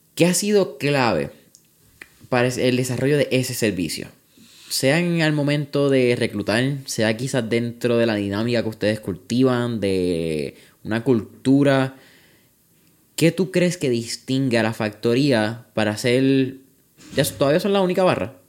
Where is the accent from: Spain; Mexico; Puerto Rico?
Puerto Rico; Puerto Rico